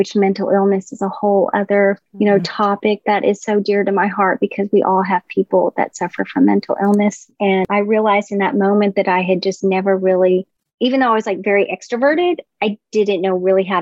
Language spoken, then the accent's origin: English; the South, United States; I grew up in the South